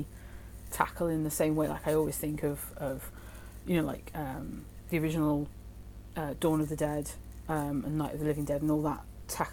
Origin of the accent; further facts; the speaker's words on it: Hereford, West Midlands, United Kingdom; I grew up in Hereford, which is literally like a couple of towns along from Gloucester